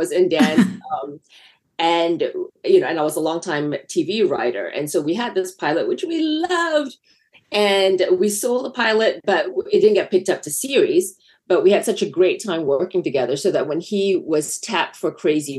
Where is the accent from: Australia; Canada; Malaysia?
Malaysia; moved away as an adult; now in Los Angeles, United States; I grew up in Malaysia. And I didn't come to this country until I was 19.